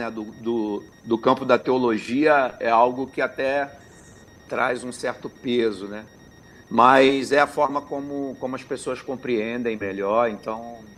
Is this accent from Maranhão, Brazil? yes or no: no; Belford Roxo, Rio de Janeiro, Brazil; sou de Belfor Roxo, Areia Branca. Então, cresci ali no mesmo bairro do …, do que foi o embrião do …, com o saudoso …